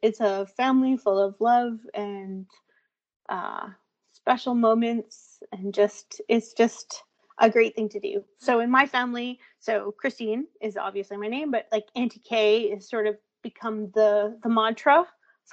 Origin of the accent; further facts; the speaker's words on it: Thunder Bay, Ontario, Canada; moved away as an adult; Born and raised in Thunder Bay